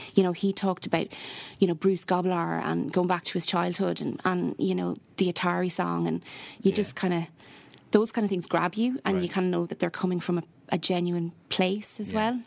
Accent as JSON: {"language": "English", "town": "Athlone", "region": "Leinster", "country": "Ireland", "also_born_or_lived": "Dublin", "moved": "yes", "lives_now": "Galway, Ireland", "said": "I'm originally from Athlone, so halfway okay. to everywhere, middle of nowhere."}